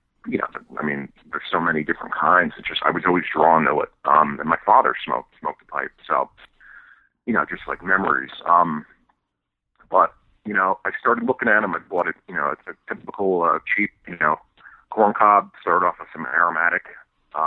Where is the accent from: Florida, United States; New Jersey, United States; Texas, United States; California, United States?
New Jersey, United States; I'm originally from North Jersey